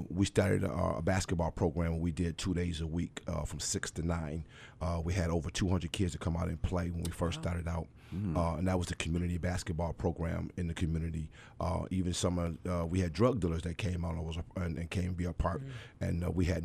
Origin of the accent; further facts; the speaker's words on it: Buffalo, New York, United States; I'm originally from Buffalo, born and raised here on the east side